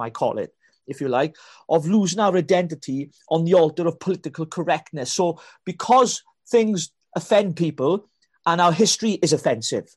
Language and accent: English; Wales, United Kingdom; I'm a Welshman. I'm a Welshman from blooming Wales